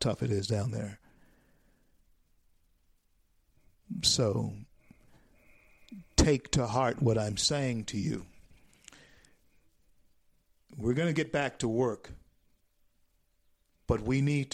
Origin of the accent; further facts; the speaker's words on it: Louisiana, United States; Louisiana, my home state